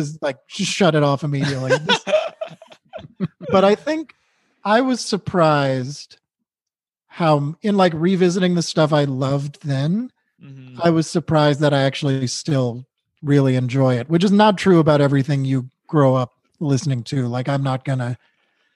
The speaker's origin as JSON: {"language": "English", "region": "New England", "country": "United States", "tie": "born or raised there", "said": "I grew up in New England"}